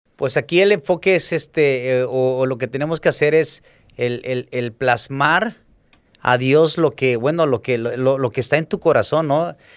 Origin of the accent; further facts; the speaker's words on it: Acapulco, Guerrero, Mexico; crecí aquí en Acapulco